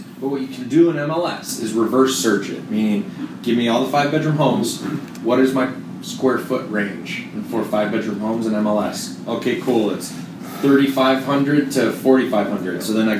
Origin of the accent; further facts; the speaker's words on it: Minnesota, United States; We're from Minnesota, too.